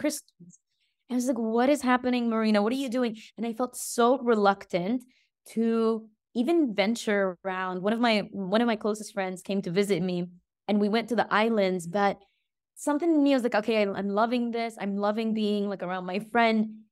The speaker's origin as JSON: {"language": "English", "country": "Egypt", "tie": "born or raised there", "moved": "yes", "lives_now": "Greece", "said": "my hometown, Egypt"}